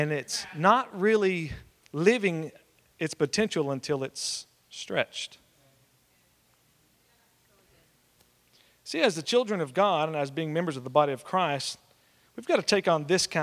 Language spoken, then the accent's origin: English; Oklahoma, United States; moved away; also born or lived in West Texas; I'm from Oklahoma originally